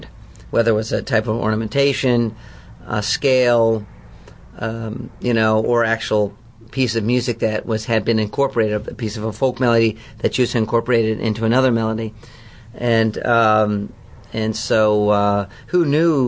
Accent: San Diego, California, United States; also born or lived in Detroit, Michigan; middle school through undergrad in San Diego

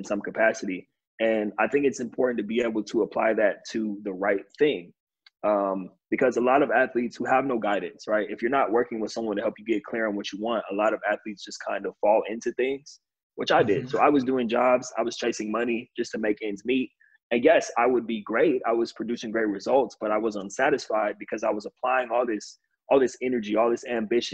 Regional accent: California, United States; also born or lived in New York; I'm from California

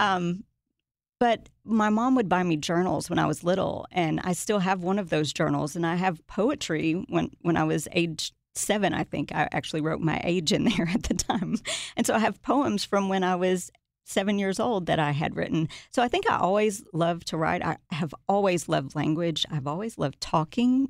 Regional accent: Watertown, Tennessee, United States; also born or lived in Nashville, Tennessee; I was raised in a tiny town called Watertown

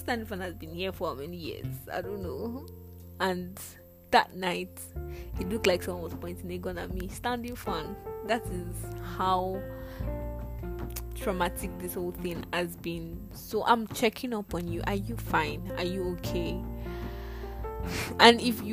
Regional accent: Nigeria; Nigeria, my country

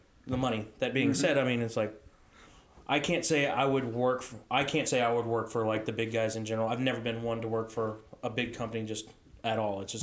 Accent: Texas, United States; being a Texan myself

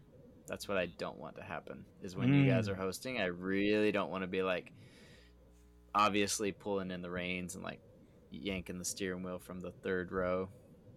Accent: the South, United States; I was born in the South

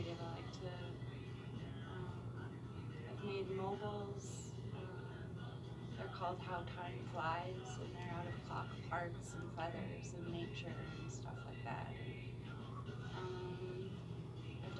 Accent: Sioux Falls, South Dakota, United States; I'm originally from Sioux Falls.

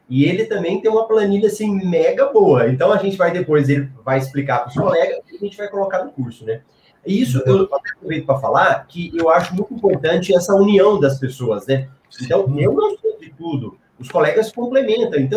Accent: Recife, Pernambuco, Brazil; Opa, minha é conterrânea. Eu sou de Recife.

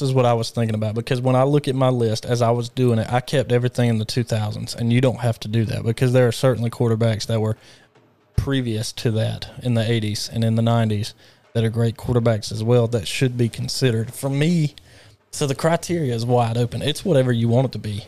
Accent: Alabama, United States; I grew up in the state of Alabama.

